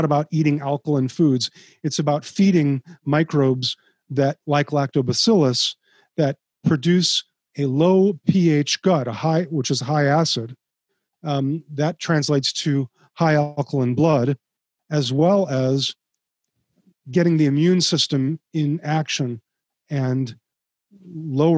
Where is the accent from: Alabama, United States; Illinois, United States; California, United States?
Illinois, United States; Chicago; I grew up in Chicago